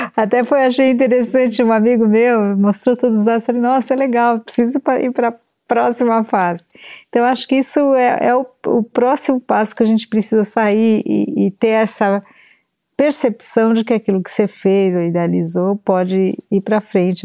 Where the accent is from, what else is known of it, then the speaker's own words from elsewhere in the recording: São Paulo, Brazil; Eu nasci em São Paulo e sempre vim para cá